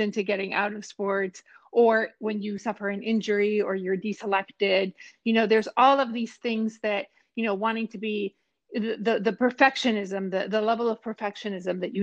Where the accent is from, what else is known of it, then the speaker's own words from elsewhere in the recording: Mexico; moved away; I'm originally from Mexico. I competed for Mexico in two Olympic Games